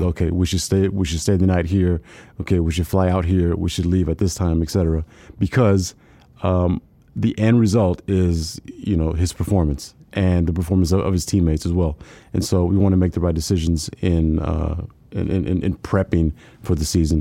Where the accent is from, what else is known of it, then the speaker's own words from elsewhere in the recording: South Texas, United States; didn't have a lot growing up, growing up in South Texas.